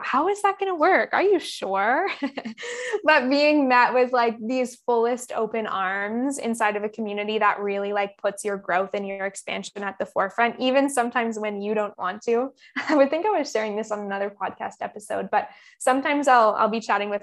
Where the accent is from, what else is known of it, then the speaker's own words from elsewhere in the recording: Campbell River, British Columbia, Canada; now in Bali, Indonesia; I was back in Camp River, my hometown, for maybe 4 months during COVID.